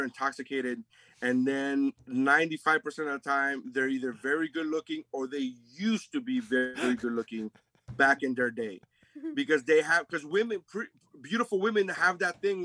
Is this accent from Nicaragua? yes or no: yes; Nicaragua; also born or lived in Sweetwater, Florida; I'm from Nicaragua, bro. Sweetwater